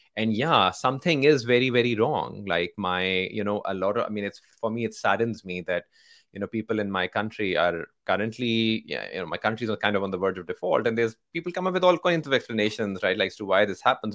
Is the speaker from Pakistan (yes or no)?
yes; Pakistan; moved away as an adult; now in San Francisco, United States; I grew up in Pakistan, right? So my, um, born and raised in Pakistan